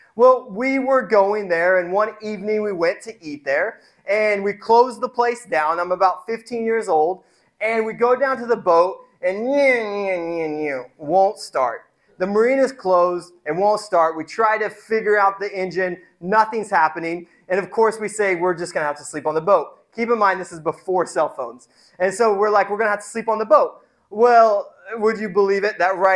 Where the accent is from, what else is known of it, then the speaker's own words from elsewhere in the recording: Indiana, United States; I grew up in Indiana